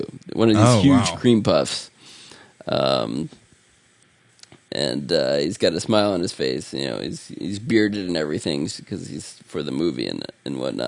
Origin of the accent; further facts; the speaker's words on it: Columbus, Ohio, United States; when I was growing up in Columbus